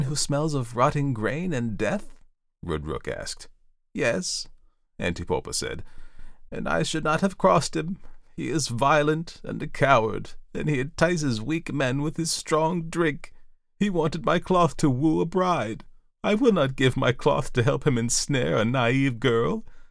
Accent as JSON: {"language": "English", "region": "Delaware", "country": "United States", "tie": "born or raised there", "said": "my home state of Delaware"}